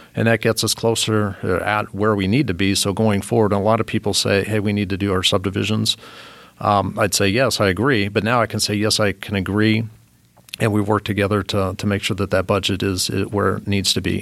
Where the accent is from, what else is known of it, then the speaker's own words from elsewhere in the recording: Morristown, Indiana, United States; also born or lived in Germany / Italy / Texas; now in Fishers, United States; grew up in Morristown, Indiana. Uh, that's where I was for the most part